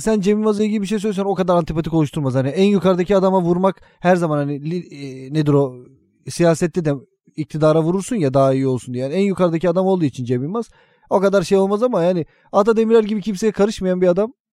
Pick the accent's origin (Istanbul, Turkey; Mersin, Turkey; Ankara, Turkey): Istanbul, Turkey; Biz daha doğma büyüme Kadıköylüyüz, İstanbulluyuz, Bayrampaşalıyız